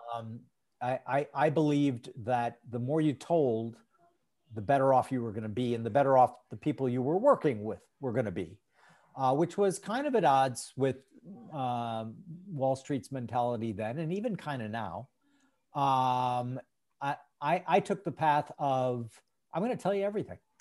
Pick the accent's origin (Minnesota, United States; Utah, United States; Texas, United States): Minnesota, United States; St. Paul; I grew up in St. Paul, Minnesota